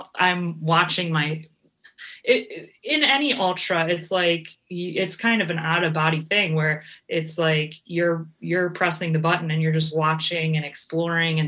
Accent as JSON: {"language": "English", "town": "Cleveland", "region": "Ohio", "country": "United States", "also_born_or_lived": "California", "moved": "as an adult", "said": "I'm from Cleveland, and I moved out to California"}